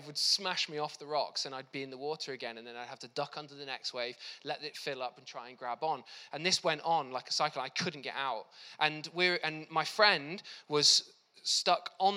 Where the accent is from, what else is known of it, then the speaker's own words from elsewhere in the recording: South Wales, United Kingdom; I grew up in South Wales